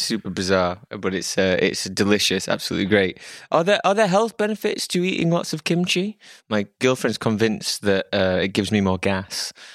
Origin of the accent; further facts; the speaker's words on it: United Kingdom; now in Amsterdam, Netherlands; me being British